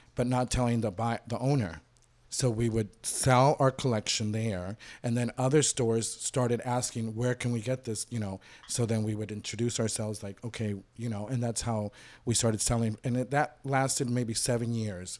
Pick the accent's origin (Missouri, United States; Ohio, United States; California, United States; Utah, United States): California, United States; Inglewood; also born or lived in Cali, Colombia / Miami; started school in Inglewood up until, like, sixth or seventh grade